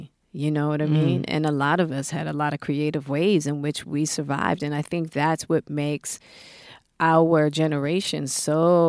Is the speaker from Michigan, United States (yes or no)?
no; Hollywood, California, United States; So as a woman, then I'm a Black woman, and then I'm a woman from Hollywood, which is the antithesis.